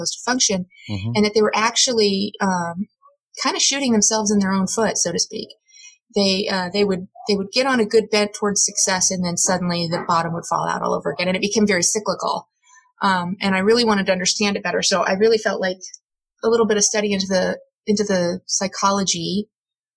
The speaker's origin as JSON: {"language": "English", "region": "Midwest", "country": "United States", "tie": "born or raised there", "said": "I grew up in the Midwest"}